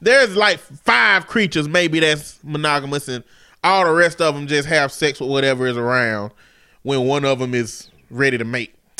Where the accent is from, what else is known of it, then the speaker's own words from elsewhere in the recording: the South, United States; I'm from the South